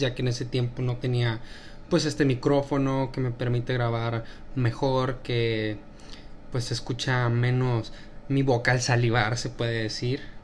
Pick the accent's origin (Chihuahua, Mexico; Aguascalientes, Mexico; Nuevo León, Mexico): Chihuahua, Mexico; now in United States; yo vengo del estado de Chihuahua